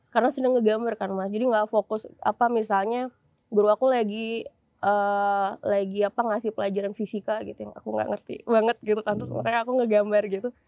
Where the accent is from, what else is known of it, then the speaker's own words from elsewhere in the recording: Semarang, Central Java, Indonesia; now in Yogyakarta, Indonesia; Aku besarnya di Semarang, Mas.